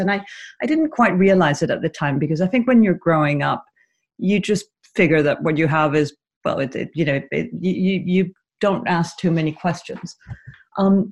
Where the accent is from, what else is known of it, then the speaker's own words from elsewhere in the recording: Caracas, Capital District, Venezuela; I grew up in Venezuela, in the Venezuela of the 70s and 80s